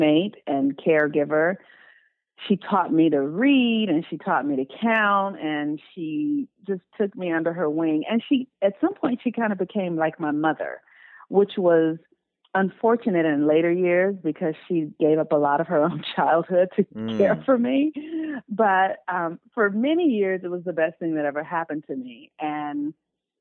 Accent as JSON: {"language": "English", "town": "Los Angeles", "region": "California", "country": "United States", "tie": "born or raised there", "said": "I was born and raised in Los Angeles, California. I still live in Los Angeles."}